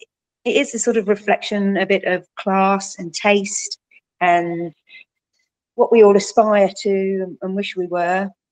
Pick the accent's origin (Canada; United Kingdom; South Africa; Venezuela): United Kingdom; Croydon, London; I was brought up in Croydon, which might not sound lucky to some